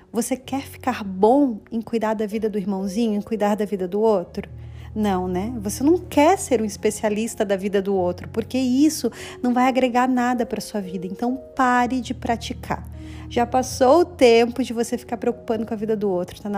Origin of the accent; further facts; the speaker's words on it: Brazil; now in Canada; foi assim que eu também comecei a plantar aqui no Canadá, porque é, quando eu vim do Brasil, gente, eu já tinha plantado lá e eu já estava colhendo no Brasil, sabe?